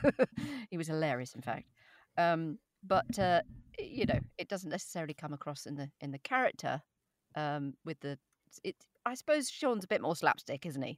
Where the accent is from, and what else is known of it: England, United Kingdom; accent: standard RP